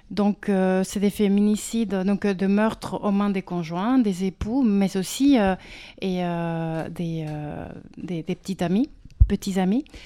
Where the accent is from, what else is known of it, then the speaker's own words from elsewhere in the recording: Mexico; now in France; je viens du Mexique.